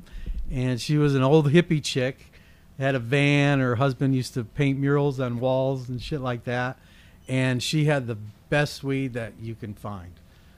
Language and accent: English; Cleveland, Ohio, United States; moved away as an adult; I grew up in Cleveland, Ohio. Left there when I was about 18 years old